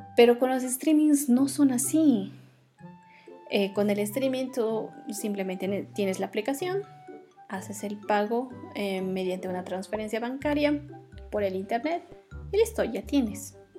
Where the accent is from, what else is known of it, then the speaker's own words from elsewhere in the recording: Oruro, Bolivia; en la ciudad de Oruro, donde yo nací, donde crecí